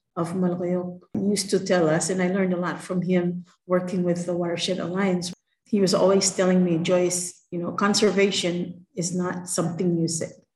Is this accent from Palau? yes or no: yes; Palau; growing up in Palau is something that sort of is ingrained